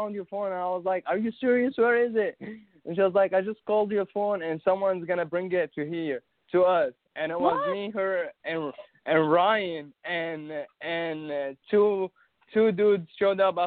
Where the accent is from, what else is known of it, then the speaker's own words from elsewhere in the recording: Syria; English is a second language; now in Tulsa, United States; I'm from Syria, so I moved to Tulsa